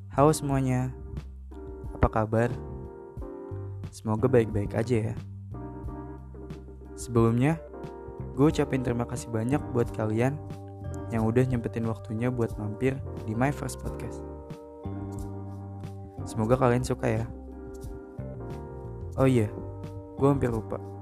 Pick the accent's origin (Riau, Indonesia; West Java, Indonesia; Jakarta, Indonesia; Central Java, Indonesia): Jakarta, Indonesia; Umur gue 19 tahun dan asal gue dari Jakarta.